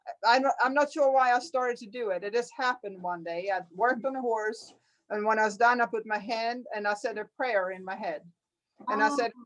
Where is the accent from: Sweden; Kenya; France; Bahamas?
Sweden; now in United States; I'm from Sweden